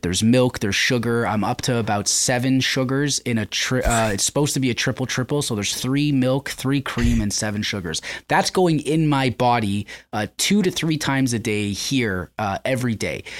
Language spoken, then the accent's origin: English; Canada; I'm from Canada